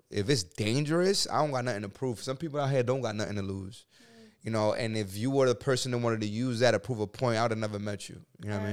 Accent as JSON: {"language": "English", "town": "New York City", "region": "New York", "country": "United States", "tie": "born or raised there", "said": "I'm a kid from the Bronx, New York"}